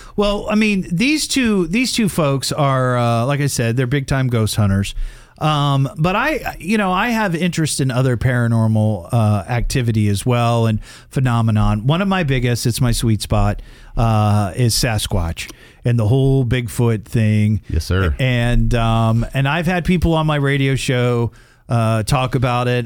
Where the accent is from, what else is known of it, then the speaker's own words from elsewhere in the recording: Dayton, Ohio, United States; we're all from Dayton, Ohio